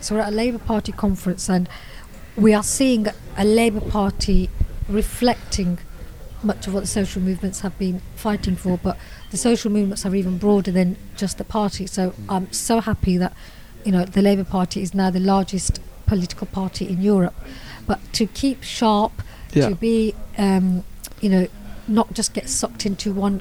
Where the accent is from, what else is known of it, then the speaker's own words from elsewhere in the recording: Birmingham, West Midlands, United Kingdom; I'm a Brummie myself